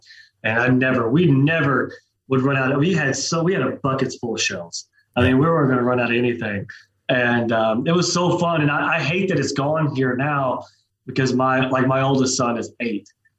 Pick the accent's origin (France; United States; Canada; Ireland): United States; Oklahoma; So I'm from South Oklahoma, Eastern Oklahoma, just west of there.